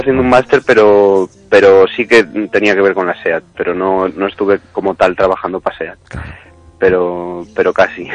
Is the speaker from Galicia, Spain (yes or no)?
yes; Ourense, Galicia, Spain; also born or lived in Barcelona; now in Madrid, Spain; siendo gallego